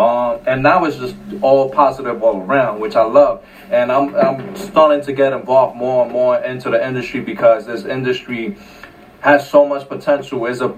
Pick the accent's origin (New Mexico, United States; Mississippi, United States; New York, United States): New York, United States; Bronx; also born or lived in Carolina, Puerto Rico; Especially growing up in the South Bronx, you see more of it. Between the South Bronx and where I was growing up in Puerto Rico, Carolina, everybody knows Carolina, Monserrate, Orales.